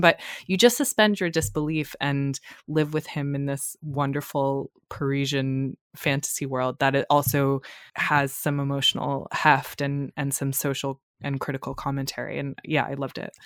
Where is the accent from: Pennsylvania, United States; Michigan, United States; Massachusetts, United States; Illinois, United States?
Massachusetts, United States; Boston area; I am from Massachusetts